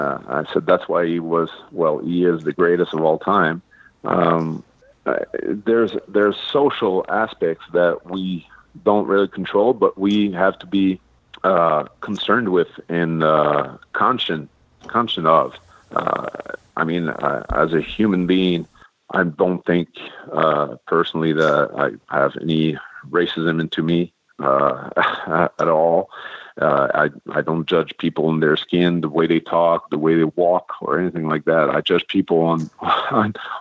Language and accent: English; Quebec, Canada; first language French; English is a second language; French is my first language, but I'm Canadian. I'm Canadian. I'm French Canadian. I'm Quebecois.